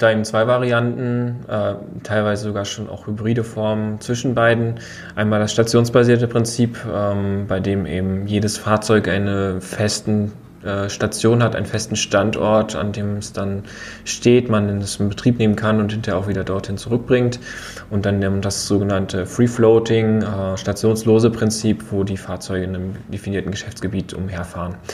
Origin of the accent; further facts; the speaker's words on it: Rostock, Mecklenburg-Vorpommern, Germany; Wir sind ja beide Rostocker